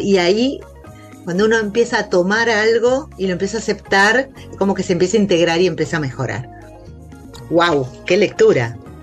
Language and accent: Spanish; Buenos Aires, Argentina; also born or lived in Galicia (grandparents); los porteños acá que nos acostamos tarde